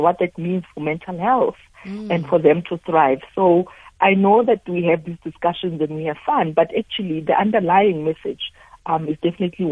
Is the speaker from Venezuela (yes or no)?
no; South Africa; for myself as a South African, this really feels like an extension of the work that I've already been doing here at home